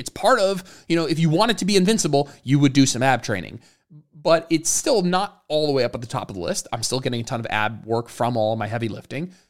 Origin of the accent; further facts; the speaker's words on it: New Jersey, United States; moved away as an adult; also born or lived in Austin, Texas; now in Raleigh, United States; both Jenna and I grew up in New Jersey